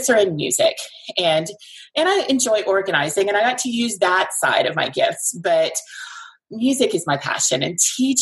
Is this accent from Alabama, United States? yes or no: yes; Alabama, United States; also born or lived in North Carolina / Decatur, Alabama; I was born and raised in Alabama, lived for about 10 years in North Carolina, and then moved back to Alabama back in 2000